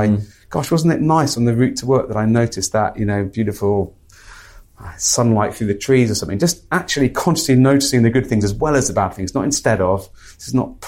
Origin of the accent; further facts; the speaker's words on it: Midlands, United Kingdom; I'm a British male, grew up in the Midlands